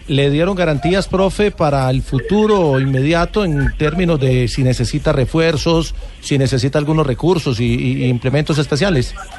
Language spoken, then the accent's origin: Spanish; Argentina; Somos argentinos